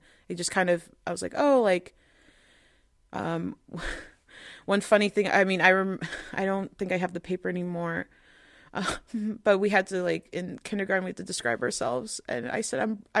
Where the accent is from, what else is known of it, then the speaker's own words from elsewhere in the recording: Spain; when I tell people, oh, I was from Spain, like they're like, oh, but you don't look like it, for example.